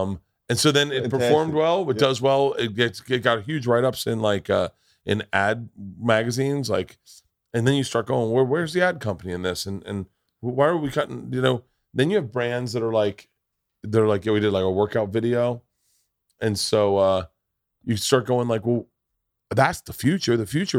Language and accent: English; Tampa, Florida, United States; I grew up in Tampa.